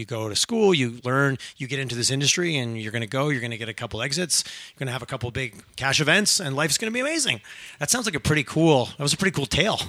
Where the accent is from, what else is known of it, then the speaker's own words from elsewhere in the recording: Quebec, Canada; moved away as an adult; I grew up in Quebec, small farming community